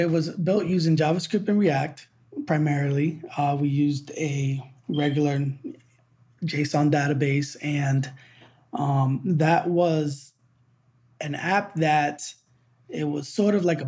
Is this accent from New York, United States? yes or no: no; Boston, Massachusetts, United States; moved away as an adult; I'm from New England, from the Boston area